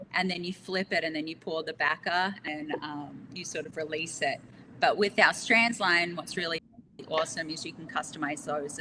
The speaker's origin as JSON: {"language": "English", "country": "Australia", "said": "we're Australian"}